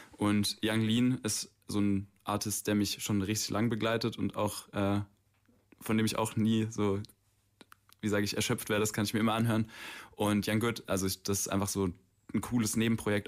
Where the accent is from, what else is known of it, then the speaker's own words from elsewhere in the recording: Stuttgart, Baden-Württemberg, Germany; Ich bin aus Stuttgart hier